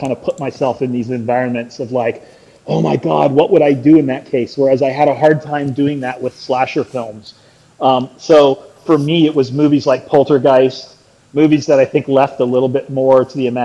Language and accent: English; South Florida, United States; I also was born and raised in Florida